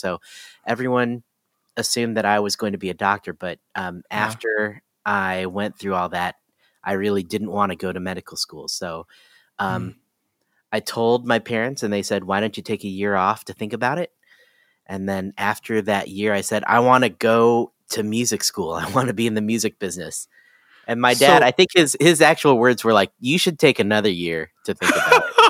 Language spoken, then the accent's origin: English; Ohio, United States; also born or lived in Washington, D.C.; No, I was born in Washington, D.C., but I grew up in Ohio.